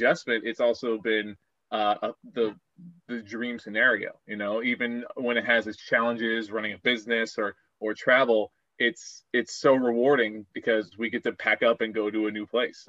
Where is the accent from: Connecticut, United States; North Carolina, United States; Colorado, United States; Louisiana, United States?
Colorado, United States; Aurora; moved away as an adult; I grew up in Aurora, Colorado